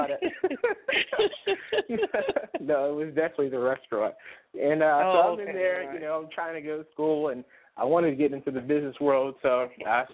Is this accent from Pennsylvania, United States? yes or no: yes; Pittsburgh, Pennsylvania, United States; I'm actually from Pittsburgh, Pennsylvania, and that's where I've been from my whole life.